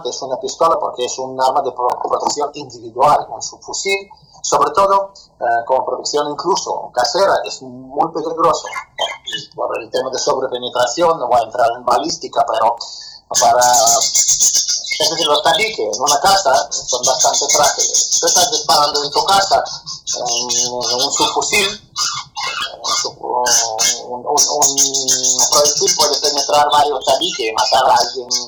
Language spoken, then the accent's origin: Spanish; Spain; also born or lived in Soviet Union; como una persona nacida ahí, nacida ahí, yo soy español